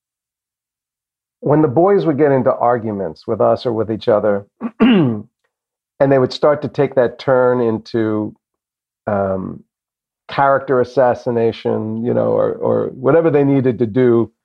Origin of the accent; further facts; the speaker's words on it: New Jersey, United States; also born or lived in Boston; when I was a younger kid growing up in Jersey